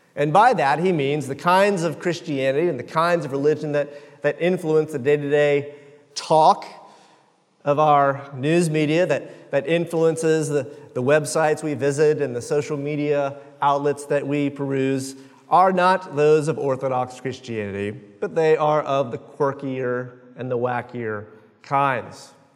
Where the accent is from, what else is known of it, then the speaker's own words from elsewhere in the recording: Jacksonville, Florida, United States; I am from Jacksonville